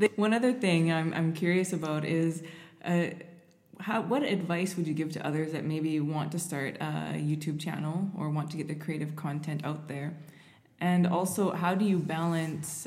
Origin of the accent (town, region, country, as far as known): Canada